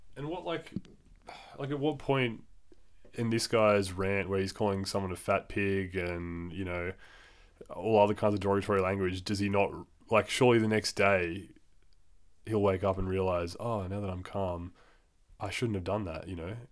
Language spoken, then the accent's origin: English; Australia; as a man growing up in Australia